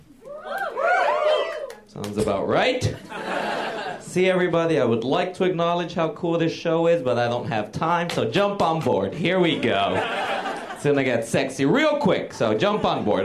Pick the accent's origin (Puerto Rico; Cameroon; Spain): Puerto Rico; now in New York, United States; I grew up in Puerto Rico